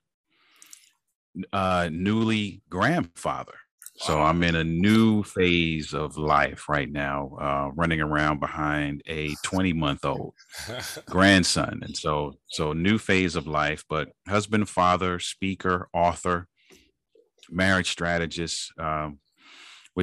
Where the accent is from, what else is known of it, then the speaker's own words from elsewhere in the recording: United States; Born in the United States, born to parents that were originally from the Caribbean